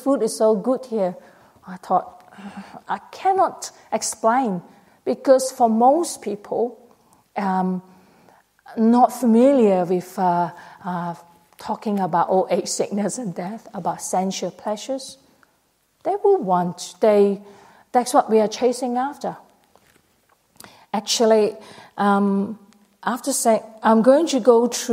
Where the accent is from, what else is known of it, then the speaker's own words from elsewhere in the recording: Malaysia; now in Australia; I went to Malaysia. I was born in Malaysia.